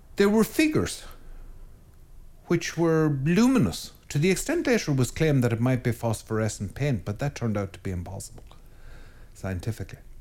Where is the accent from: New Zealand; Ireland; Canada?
Ireland; I am an Irish priest in Ireland